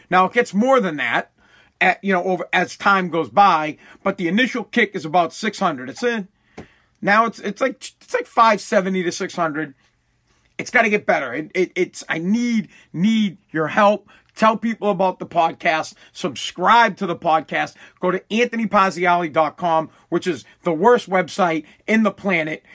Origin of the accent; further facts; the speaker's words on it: Massachusetts, United States; I am from Massachusetts.